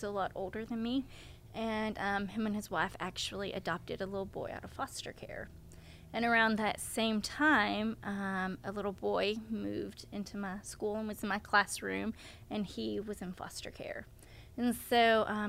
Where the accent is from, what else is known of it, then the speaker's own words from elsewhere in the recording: Melbourne, Arkansas, United States; I live in Central Arkansas, but I grew up in North Central Arkansas in a tiny little town called Melbourne.